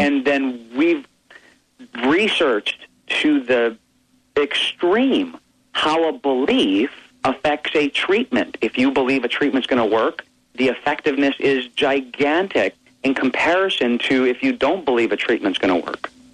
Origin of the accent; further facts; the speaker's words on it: Hawaii, United States; I grew up in Hawaii